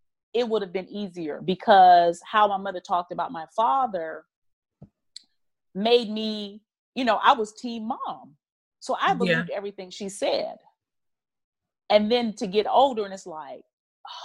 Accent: North Carolina, United States; I'm from North Carolina. I was grew up on a farm.

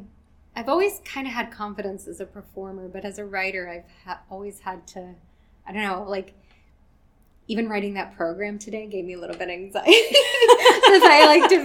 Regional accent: the South, United States; I also wanted to come back kind of to my roots. Like, I am from the South

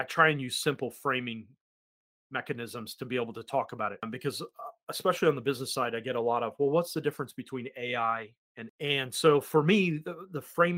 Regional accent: United States; accent: American; now in New Zealand; my terrible American accent

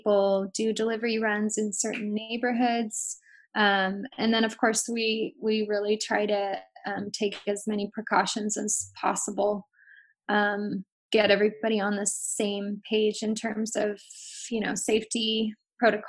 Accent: San Francisco, California, United States; I grew up in San Francisco, so I have a lot of ties to my neighborhood on the west side

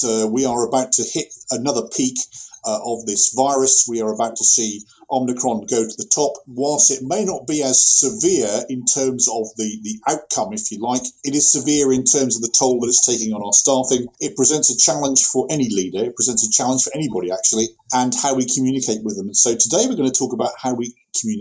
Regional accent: United Kingdom; we've got two Brits

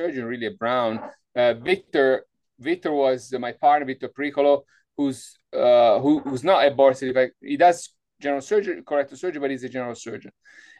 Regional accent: Italy; moved away as an adult; also born or lived in Wisconsin / Rhode Island / Florida; I was born in Italy, in a small town on the coast, and I grew up doing some sailing

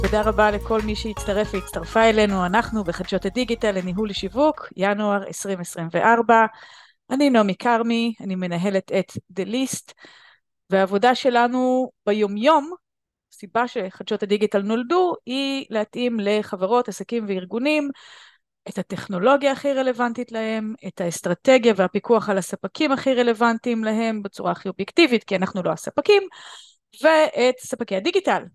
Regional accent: Israel; בארץ אנחנו ישראלים

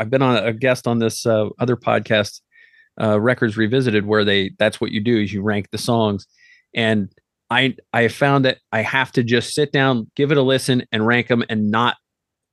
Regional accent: United States; I'm American

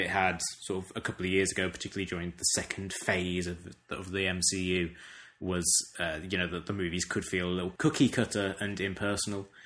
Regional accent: United Kingdom; moved away; my own country

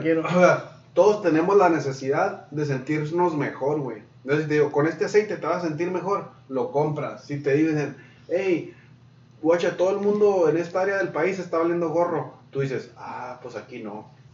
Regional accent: Mexico; todos los que ven Univision somos mexicanos

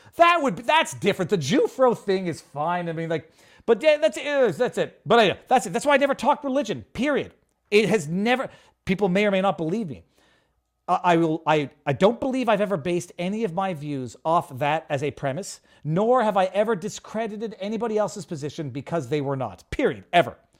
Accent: Canada; I'm a Canadian

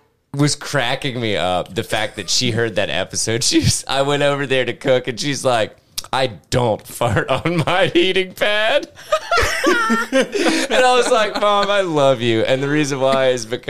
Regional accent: the South, United States; I was born in the South.

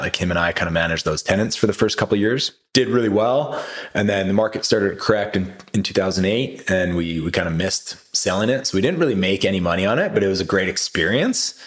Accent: Kelowna, British Columbia, Canada; moved away as an adult; growing up in Kelowna

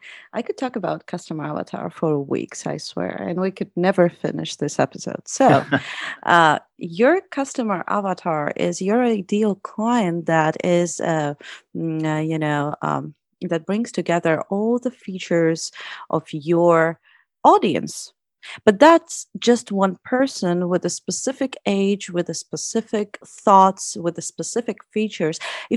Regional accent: United States; now in Russia; I'm from the US, but I've been living in Russia for like 5 years.

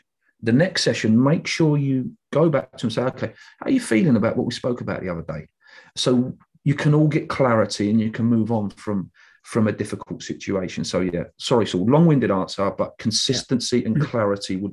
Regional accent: England, United Kingdom; us as English people

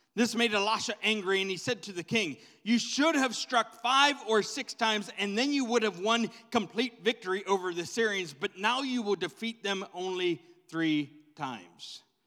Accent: Pittsburgh, Pennsylvania, United States; I'm a Gen Xer and I'm from Pittsburgh

